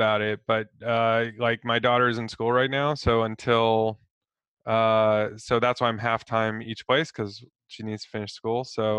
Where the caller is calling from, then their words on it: London, United Kingdom; Calling in from London.